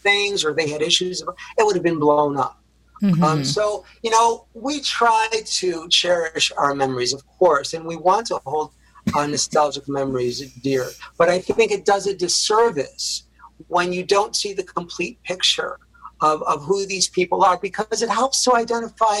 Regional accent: Rochester, New York, United States; moved away; I went back to Rochester to serve as a primary caregiver at Rochester, New York, my hometown

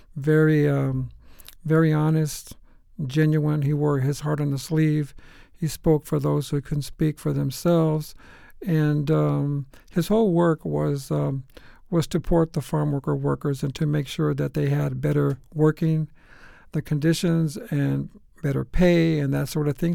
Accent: Phoenix, Arizona, United States; I was born and raised in Phoenix

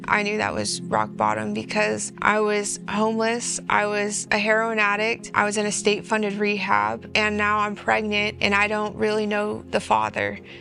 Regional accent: California, United States; I was born and raised in California

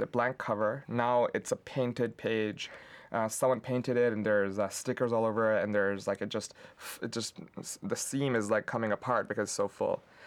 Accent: Pakistan; now in Lansing, United States; I grew up in Pakistan

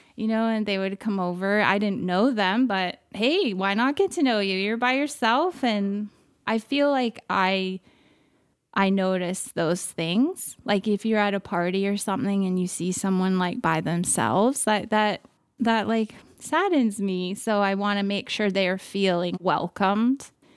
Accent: California, United States; moved away as an adult; now in Canada; born and raised California, now a Canadian as well

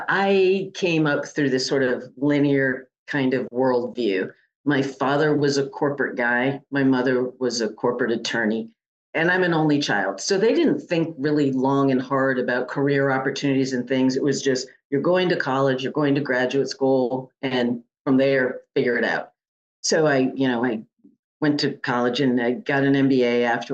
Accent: Connecticut, United States; moved away; I'm from the Northeast, from Connecticut

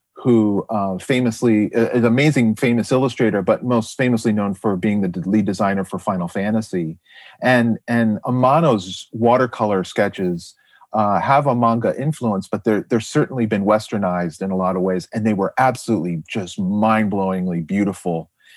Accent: Jupiter, Florida, United States; I grew up in South Florida

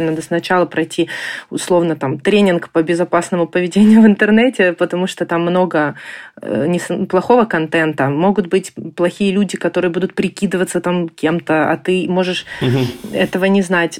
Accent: Ukraine; moved away as an adult; now in Germany; Мы из Украины. Мы приехали в Германию в феврале прошлого года

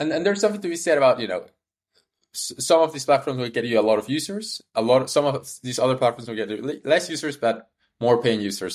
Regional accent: Peru; moved away; also born or lived in Canada; I was born in Peru, moved to Canada, went to the University of Waterloo

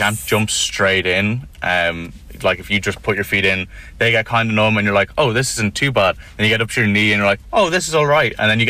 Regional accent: Wexford, Leinster, Ireland; also born or lived in Dublin; So I moved down to Wexford when I was 8 from Dublin, and I lived 5 minutes from the beach.

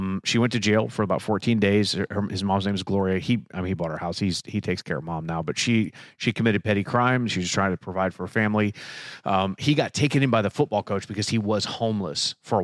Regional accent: Ohio, United States; I was born here. I was raised here.

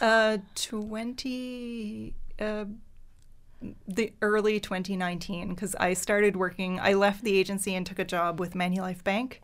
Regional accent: Pubnico, Nova Scotia, Canada; first language French; English is a second language; moved away as an adult; also born or lived in Halifax / Moncton; raised in Pubnico, which is in Yarmouth County, um, uh, Acadian community. So French is my first language.

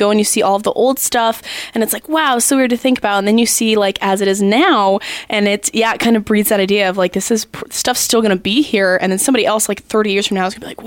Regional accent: Tucson, Arizona, United States; now in Alaska, United States; I was raised in Tucson with him.

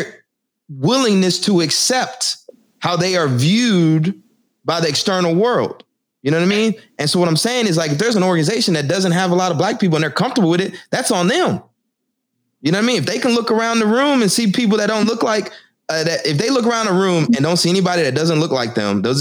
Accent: Texas, United States; now in Newark, United States; I'm from Texas. I live in Newark now

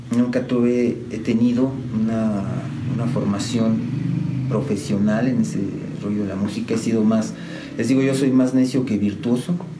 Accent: San Juan del Río, Querétaro, Mexico; Orgullosamente sanjuanense, de San Juan del Río, siempre les digo, soy sanjuanense eh, desde siempre

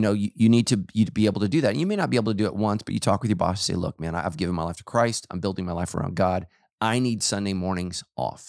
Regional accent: Sacramento, California, United States; I grew up in Sacramento

